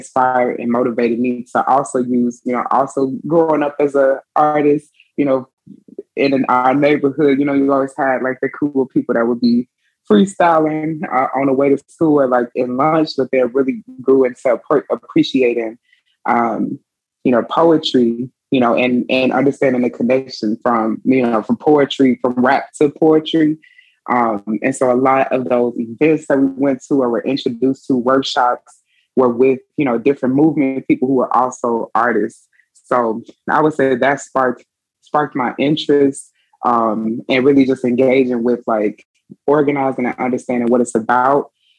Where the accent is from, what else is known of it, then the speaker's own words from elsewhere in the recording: Chicago, Illinois, United States; moved away as an adult; now in Mississippi, United States; living in Mississippi, originally I'm from Chicago. And so grew up there